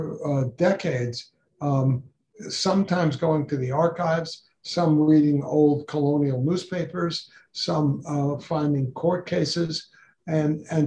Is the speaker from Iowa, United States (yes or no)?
no; New York City, New York, United States; I grew up in New York City. I went to public schools there